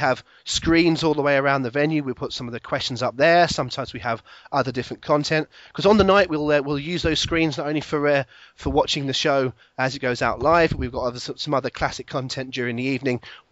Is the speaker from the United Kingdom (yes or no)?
yes; Plymouth, South West England, United Kingdom; Plymouth, which is my hometown.